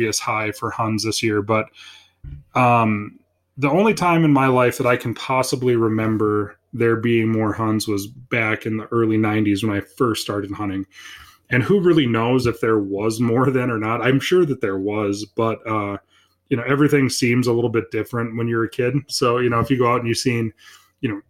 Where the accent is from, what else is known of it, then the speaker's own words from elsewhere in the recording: Minot, North Dakota, United States; moved away as an adult; also born or lived in Fargo, North Dakota; now in Stanley, United States; I was born and raised in Minot, spent most of my life there.